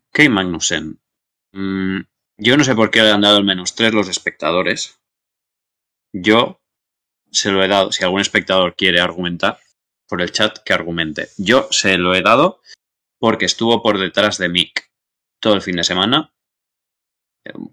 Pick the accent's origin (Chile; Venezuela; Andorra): Andorra; Yo soy de Andorra. En todo caso, o sea, si tengo que elegir un grupo de Eurofans, voy con Andorra.